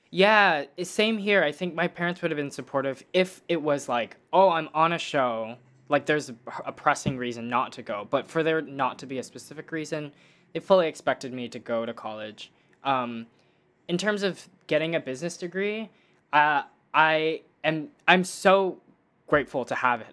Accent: Dallas, Texas, United States; now in Los Angeles, United States; I grew up in Dallas, Texas

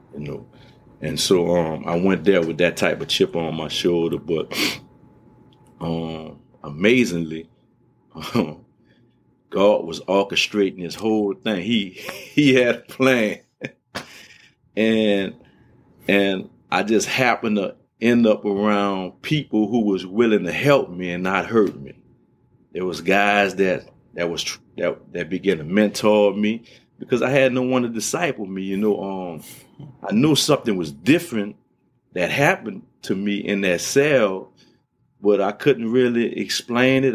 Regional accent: New Orleans, Louisiana, United States; growing up in New Orleans, um, we, we, we moved from the seven ward to the eight ward

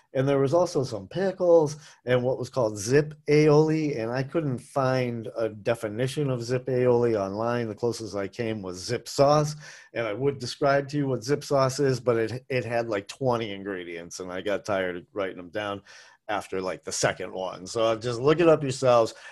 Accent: Boston, Massachusetts, United States; now in Asheville, United States; I grew up in Boston, which is a college town

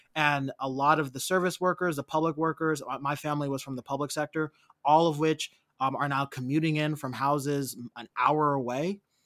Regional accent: Berkeley, California, United States; also born or lived in East Oakland, California / Vallejo, California; I grew up in Berkeley

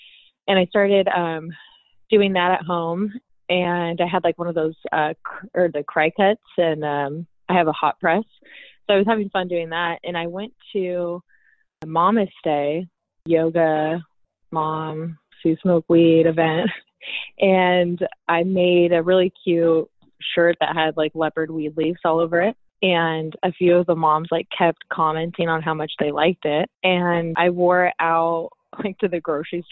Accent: Costa Mesa, California, United States; also born or lived in Irvine, California; I live here in Orange County in Irvine, born and raised in Costa Mesa

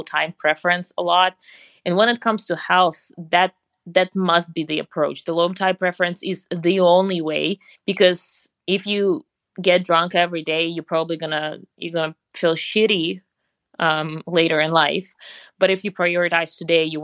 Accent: Siberia, Russia; English is a second language; moved away as an adult; now in Austin, United States; growing up in Russia, in Siberia specifically, I somehow got into sailing, which is funny because the lake in my hometown was frozen for 8 months out of the year

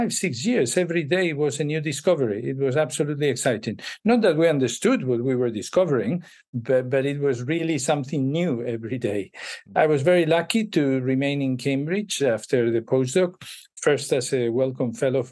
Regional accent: Madrid, Community of Madrid, Spain; moved away as an adult; also born or lived in Chicago; I was born in Madrid, and I studied in Madrid my undergraduate

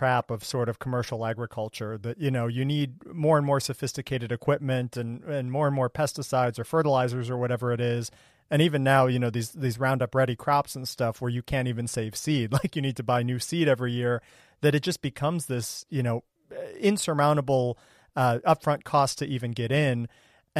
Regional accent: Ohio, United States; I grew up in Ohio

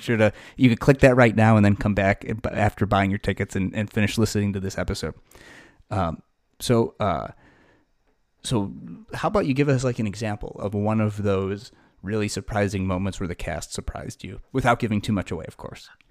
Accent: Buffalo Grove, Illinois, United States; now in Deerfield, United States; I grew up in Buffalo Grove

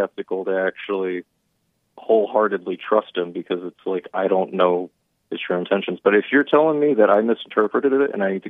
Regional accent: New Jersey, United States; I'm from Jersey.

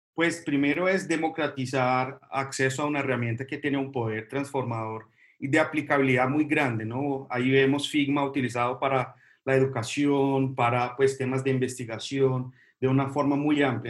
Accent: Brazil; now in Colombia; yo soy brasileño

